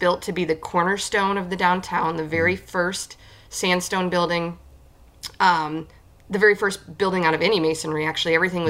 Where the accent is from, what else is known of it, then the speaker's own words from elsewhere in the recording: Hemlock, Michigan, United States; moved away as an adult; now in Houghton, United States; So I actually grew up in Hemlock, Michigan, outside of the Saginaw Midland area.